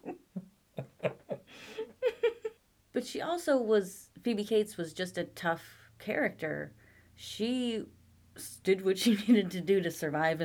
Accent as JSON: {"language": "English", "country": "United States", "said": "I'm an American."}